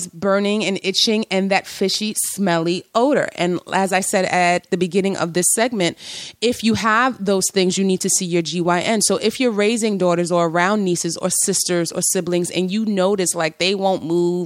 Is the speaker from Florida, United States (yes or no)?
no; New York City, New York, United States; growing up in New York City in the 90s